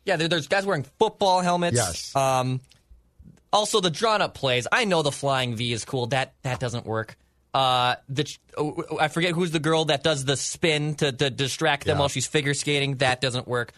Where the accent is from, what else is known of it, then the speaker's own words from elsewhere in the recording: St. Paul, Minnesota, United States; As someone who grew up a St. Paul kid, I grew up in St. Paul.